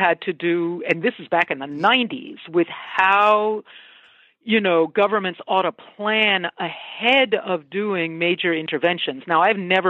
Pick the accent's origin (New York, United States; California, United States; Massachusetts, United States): Massachusetts, United States; outside of Boston; I grew up outside of Boston, Massachusetts